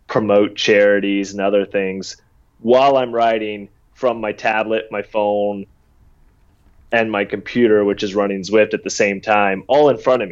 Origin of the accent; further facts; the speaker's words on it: the South, United States; I grew up in the South